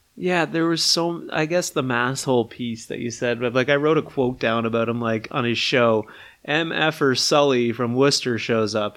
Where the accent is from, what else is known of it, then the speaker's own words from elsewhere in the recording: Charlottetown, Prince Edward Island, Canada; I'm from Charlottetown